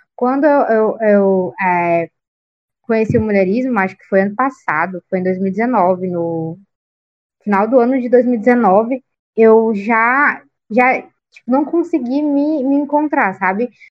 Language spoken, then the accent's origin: Portuguese; interior of Piauí, Brazil; now in Teresina, Brazil; não sou da capital, né, do Piauí, onde a gente grava aqui o podcast, eu sou do interior, sou do sul do estado, e, e eu venho, tipo, de uma comunidade muito pequena.